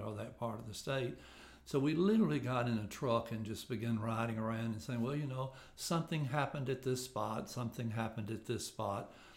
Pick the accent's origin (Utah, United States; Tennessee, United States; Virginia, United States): Tennessee, United States; Bemis; I grew up um, really in Bemis. I was born in Bemis, actually and went to J.B. Young High School there